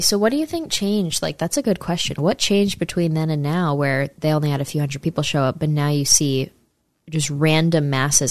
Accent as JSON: {"language": "English", "area": "near Saratoga Springs", "region": "upstate New York", "country": "United States", "said": "I'm from upstate New York, near Saratoga Springs, New York."}